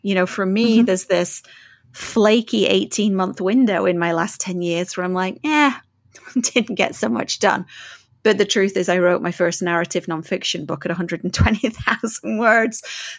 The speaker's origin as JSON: {"language": "English", "region": "England", "country": "United Kingdom", "moved": "yes", "lives_now": "Canada", "said": "No, because I'm so English."}